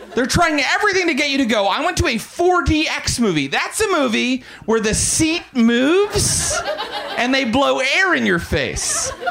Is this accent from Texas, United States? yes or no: no; Morgantown, West Virginia, United States; I was raised very Christian in Morgantown, West Virginia